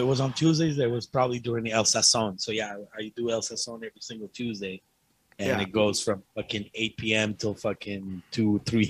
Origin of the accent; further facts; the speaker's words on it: Ottawa, Ontario, Canada; I already know these people. I grew up in Ottawa. So that's why I'm getting gigs there.